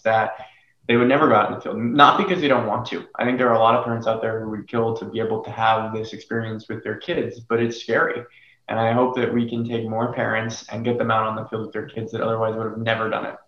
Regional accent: Florida, United States; now in Los Angeles, United States; I grew up in Florida

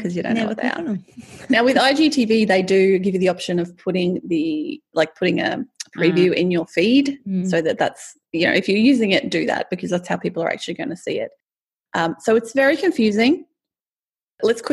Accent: Australia; I'm Australian.

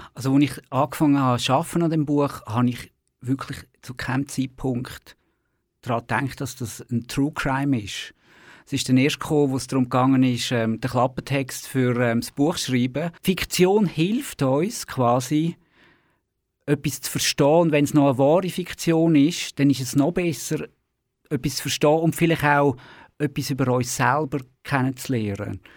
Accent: Baden, Aargau, Switzerland; in der Region Baden, wo ich aufgewachsen bin

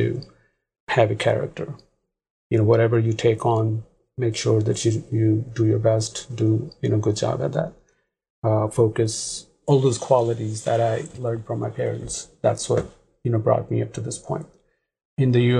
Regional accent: Pakistan; moved away as an adult; now in United States; Originally, I'm from Pakistan. Back home, I've been number one in most of the things

